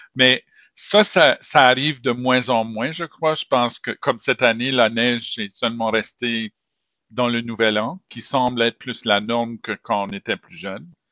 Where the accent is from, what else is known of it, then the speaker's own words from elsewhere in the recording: Moncton, New Brunswick, Canada; also born or lived in Montreal; now in Saint John, Canada; quand j'étais enfant, j'ai grandi à Moncton